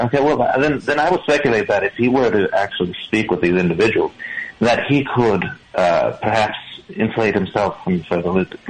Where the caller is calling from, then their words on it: Florida, United States; I'm calling from Florida.